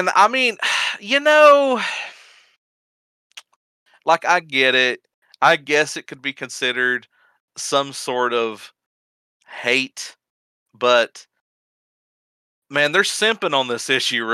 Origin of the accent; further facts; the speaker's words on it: United States; I'm an American